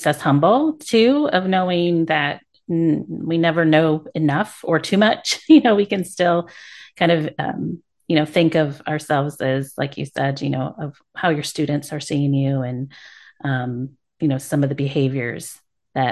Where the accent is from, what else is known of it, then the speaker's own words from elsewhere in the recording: Michigan, United States; moved away; my home state of Michigan